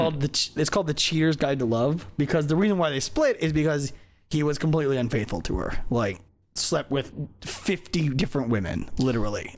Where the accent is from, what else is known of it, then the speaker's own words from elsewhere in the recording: Hawaii, United States; moved away; growing up in Hawaii.